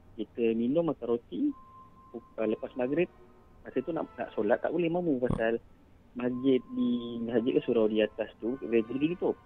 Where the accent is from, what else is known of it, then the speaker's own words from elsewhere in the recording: Kuala Lumpur, Malaysia; saya orang KL.